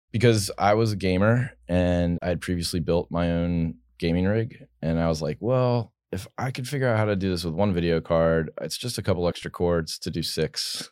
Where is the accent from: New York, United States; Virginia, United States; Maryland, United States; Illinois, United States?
Virginia, United States; I'm from Virginia originally